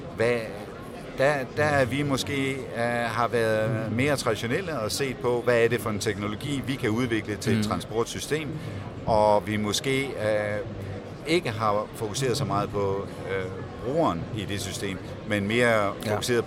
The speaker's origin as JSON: {"language": "Danish", "country": "Denmark", "said": "som dansker"}